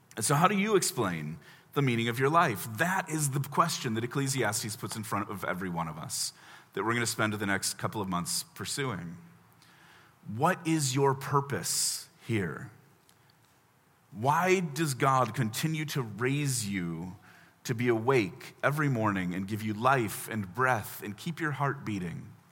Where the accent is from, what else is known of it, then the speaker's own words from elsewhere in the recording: Chicago, Illinois, United States; also born or lived in Indianapolis, Indiana; now in Washington, D.C., United States; I grew up in Chicago, but served a church in Indy for four years.